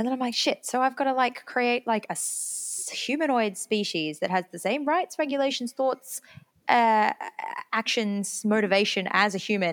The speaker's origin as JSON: {"language": "English", "region": "England", "country": "United Kingdom", "said": "I'm English, but I am also first generation Australian on my dad's side"}